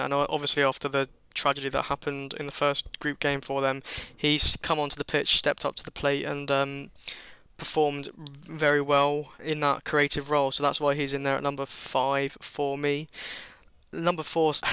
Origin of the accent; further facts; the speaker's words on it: England, United Kingdom; Being English